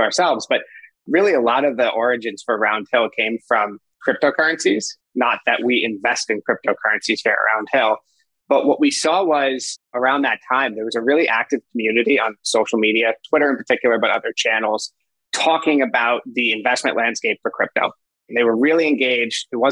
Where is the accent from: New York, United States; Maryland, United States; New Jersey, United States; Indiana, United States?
New York, United States; New York City; moved away as an adult; now in Northern California, United States; Born and raised in New York. Actually grew up with my co-founder, Will, which I'm sure we'll get into, in Manhattan